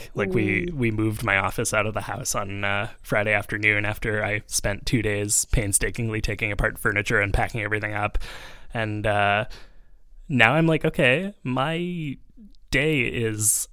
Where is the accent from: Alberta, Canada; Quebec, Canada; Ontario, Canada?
Quebec, Canada; Montreal; also born or lived in Vancouver; I've lived in Montreal for 20 years now, and like, that means that I moved here when I was a little tiny child